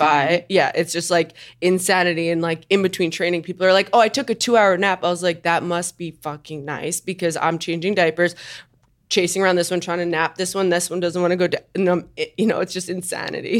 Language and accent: English; Long Island, New York, United States; I grew up on Long Island